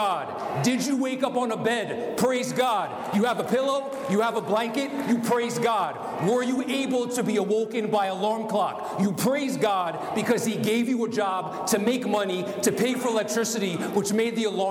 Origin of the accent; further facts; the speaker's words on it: United States; I'm an American